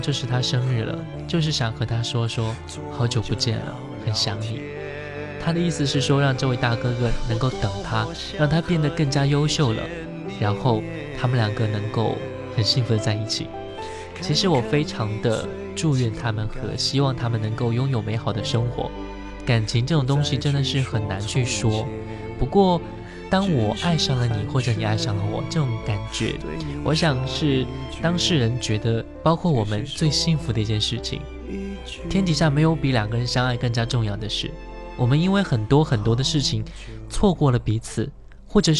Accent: Inner Mongolia, China; now in Tianjin, China; 我是内蒙古人，在天津上大学，他也是天津的。

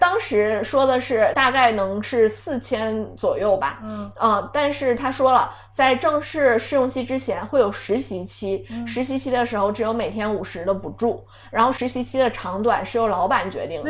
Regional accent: Songyuan, Jilin, China; moved away; 作为一个松原人

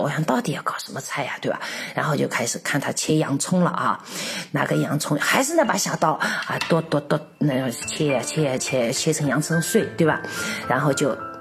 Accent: China; now in Czech Republic; 所以说我们中国人就是离不开热水

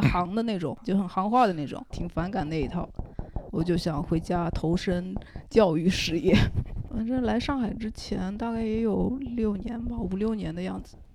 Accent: Wenzhou, Zhejiang, China; now in Zhujiajiao, China; 我来自温州一个叫龙湾的地方 靠近机场有个叫沙北的村子

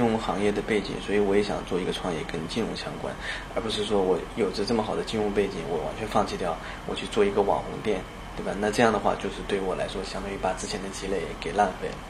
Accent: China; moved away as an adult; also born or lived in United States; now in Shanghai, China; 我以前 二十岁以前都在国内

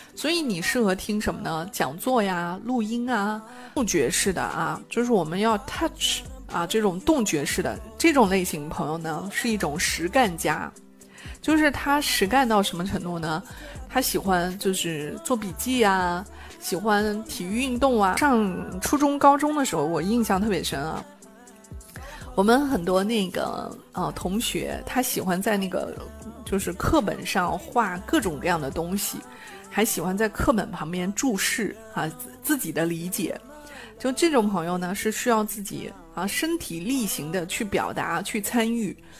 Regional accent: China; 我们中国人

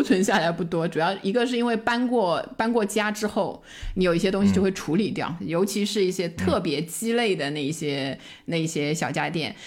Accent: China; 我们中国人

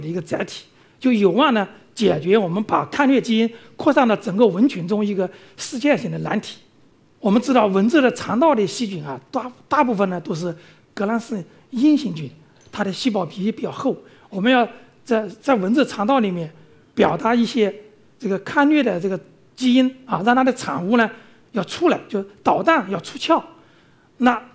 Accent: China; 那我们中国人到非洲、到东南亚去旅游、去务工啊等等

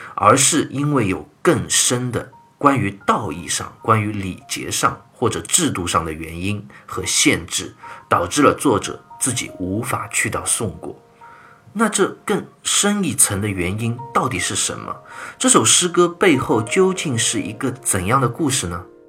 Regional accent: China; 我们中国人

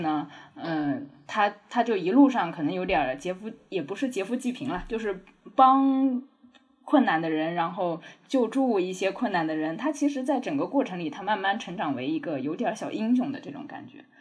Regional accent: Jiangnan, China; moved away; 我老家是在江南的乡下

